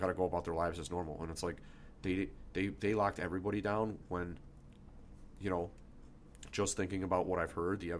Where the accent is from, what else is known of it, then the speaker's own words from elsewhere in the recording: United States; as an American